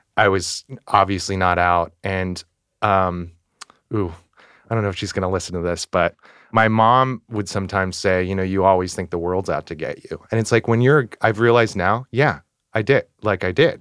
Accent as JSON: {"language": "English", "region": "Northern California", "country": "United States", "moved": "as an adult", "lives_now": "New York City, United States", "said": "I am originally from Northern California, and I've been in the city over ten years"}